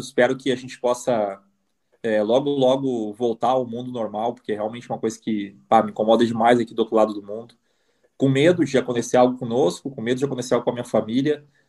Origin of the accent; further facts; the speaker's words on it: Brazil; moved away; eu saí do Brasil